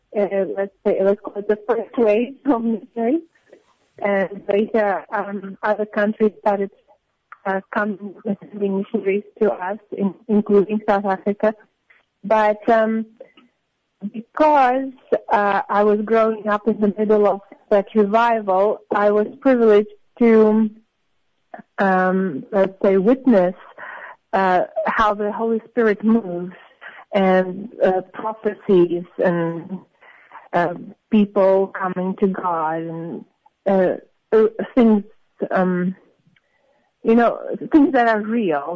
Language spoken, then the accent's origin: English; Samara, Samara Oblast, Russia; moved away as an adult; also born or lived in St. Petersburg; I was born in St. Petersburg in, in Russia. Um, yeah, but I basically grew up in a different city. I grew up in Samara